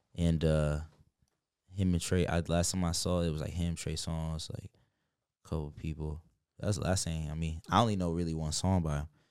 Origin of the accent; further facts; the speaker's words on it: New York, United States; moved away; I'm also from New York.